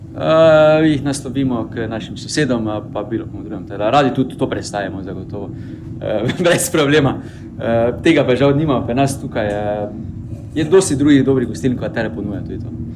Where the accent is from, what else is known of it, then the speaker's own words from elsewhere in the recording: Maribor, Drava, Slovenia; Mariborčani smo